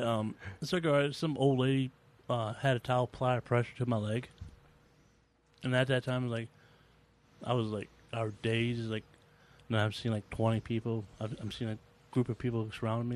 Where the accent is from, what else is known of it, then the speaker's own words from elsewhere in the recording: Georgia, United States; moved away; also born or lived in Virginia; I'm from Georgia